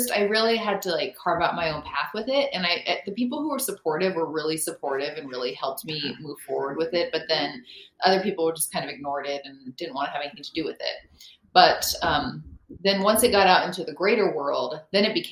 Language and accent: English; Reno, Nevada, United States; moved away; also born or lived in Seattle; I'm originally from Reno